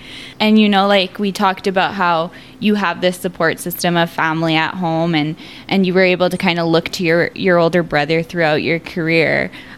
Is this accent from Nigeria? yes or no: no; Regina, Saskatchewan, Canada; I'm from the south, like I'm from Regina